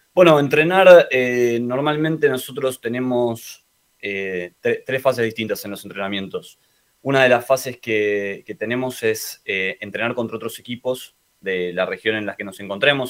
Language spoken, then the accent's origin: Spanish; Argentina; el resto somos de Argentina